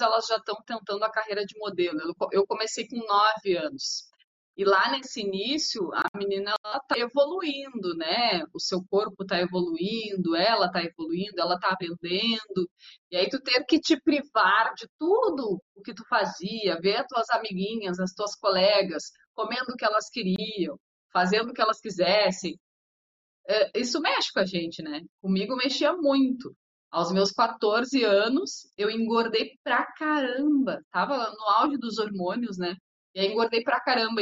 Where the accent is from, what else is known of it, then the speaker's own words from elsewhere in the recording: Porto Alegre, Rio Grande do Sul, Brazil; Eu cresci, nasci, cresci na Vila Cruzeiro, próximo a todas as emissoras